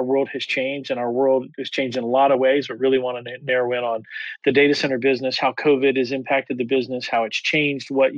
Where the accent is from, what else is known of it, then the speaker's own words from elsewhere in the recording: Atlanta, Georgia, United States; my hometown of Atlanta